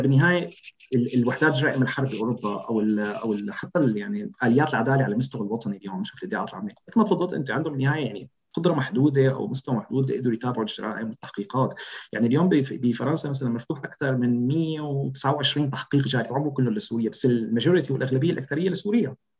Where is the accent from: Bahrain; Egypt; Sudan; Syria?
Syria; first language Arabic; moved away as an adult; نحن كشهود كسوريين